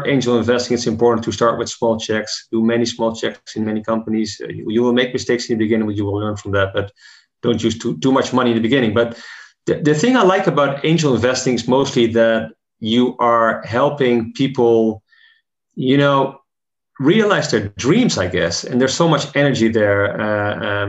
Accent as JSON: {"language": "English", "country": "Netherlands", "said": "in my home country, the Netherlands"}